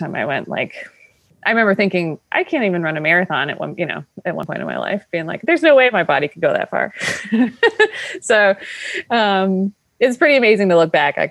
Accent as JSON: {"language": "English", "town": "Paul Smiths", "region": "New York", "country": "United States", "tie": "born or raised there", "also_born_or_lived": "Lake Placid, New York", "said": "I grew up in Paul Smith, New York"}